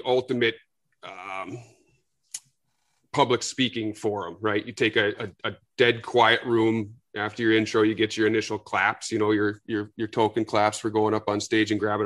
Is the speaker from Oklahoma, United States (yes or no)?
no; Minnesota, United States; I'm a Yank, born and raised in Minnesota